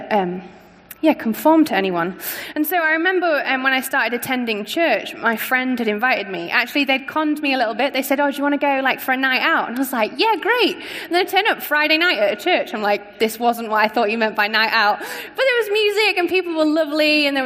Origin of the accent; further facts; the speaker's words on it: Scunthorpe, Yorkshire and the Humber, United Kingdom; moved away; As you can probably hear, I'm not from around here. I grew up in a town called Scunthorpe, up north